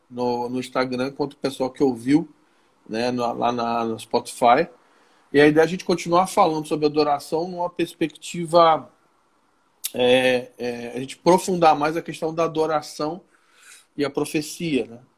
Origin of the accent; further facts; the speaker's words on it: Rio de Janeiro, Brazil; eu sou do Rio, eu sou bonito, eu sou legal.